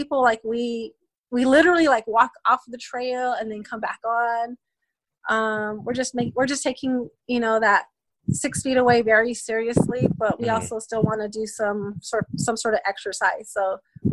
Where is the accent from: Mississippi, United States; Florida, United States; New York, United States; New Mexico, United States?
New Mexico, United States; Cochiti; also born or lived in California; So I was born in California. At about the age of 2 or 3, we moved back to Cochiti. And that's essentially where I was raised from that age